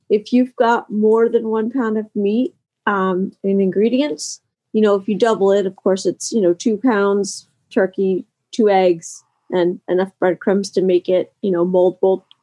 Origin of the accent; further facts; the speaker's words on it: Harrisburg, Pennsylvania, United States; I am from Harrisburg, Pennsylvania, and it is snowing and windy and very cold.